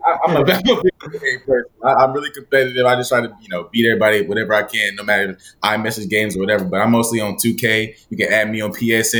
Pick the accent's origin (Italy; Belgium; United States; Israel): United States; Charlotte, North Carolina; y'all know I'm from Charlotte